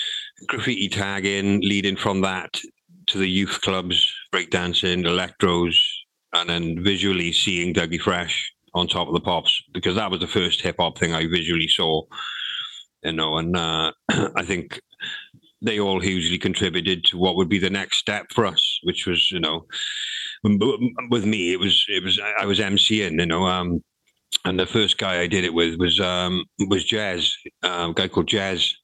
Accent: Swansea, Wales, United Kingdom; also born or lived in Nottingham; I moved from Penland, even though I still went to Penland school, I moved from Penland, living in Penland, to a place called Forest Fach, which was, because Swansea is not a big city

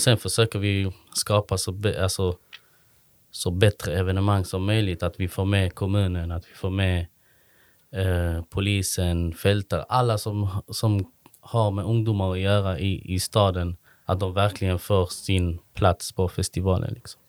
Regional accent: Malmö, Skåne, Sweden; now in Kristianstad, Sweden; Jag är från Malmö i grunden.

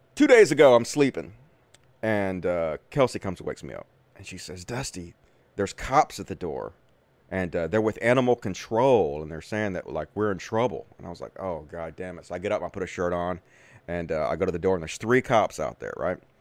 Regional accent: Greenwood, Mississippi, United States; accent: thick Southern; moved away; I'm from Greenwood, Mississippi, originally, which is the Delta.

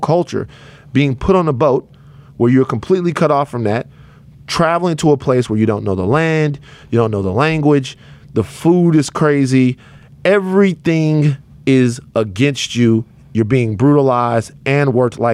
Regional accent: Baton Rouge, Louisiana, United States; moved away; I'm from Baton Rouge, Louisiana

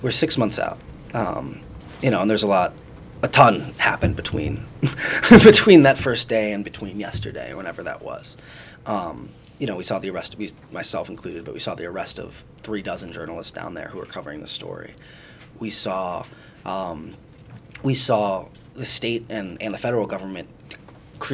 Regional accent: Cleveland, Ohio, United States; moved away; a 12-year-old in Cleveland, my hometown

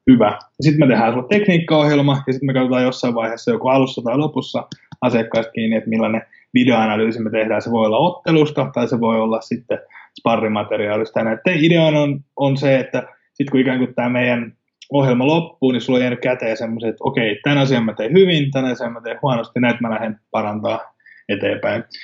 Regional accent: Finland; first language Finnish; Eli totta kai suomi on mulle suomi on mun äidinkieli ja se on kaikista helpoin, mutta sen lisäksi mä tuun tekemään englanniksi ja sitten myöskin espanjaksi täällä, missä, missä me asutaan.

